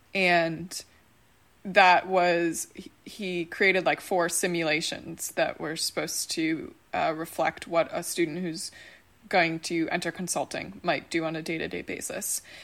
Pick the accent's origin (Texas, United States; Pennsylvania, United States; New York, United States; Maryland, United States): New York, United States; Buffalo; moved away; both of whom are back in my hometown of Buffalo